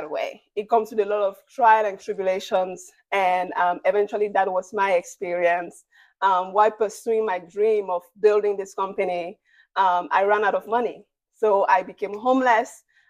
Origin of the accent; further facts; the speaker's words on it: Cameroon; moved away as an adult; now in United States; I'm originally from Cameroon, out of Central Africa, and I moved to the United States 10 years ago